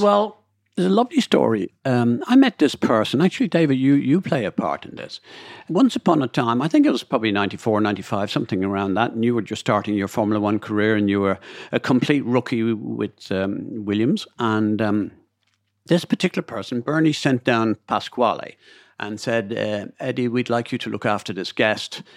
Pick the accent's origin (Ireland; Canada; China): Ireland; Dublin, Leinster; I'm from Dublin